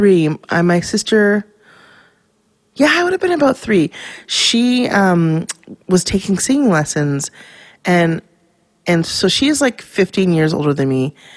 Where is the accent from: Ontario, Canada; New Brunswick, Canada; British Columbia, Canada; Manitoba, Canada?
British Columbia, Canada; Vancouver; I was born and raised in Vancouver, Canada, in East Van.